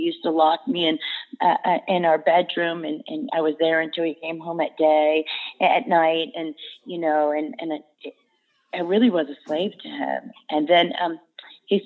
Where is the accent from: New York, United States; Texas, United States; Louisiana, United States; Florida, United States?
Florida, United States; Davie; I am from, born in Davie, Florida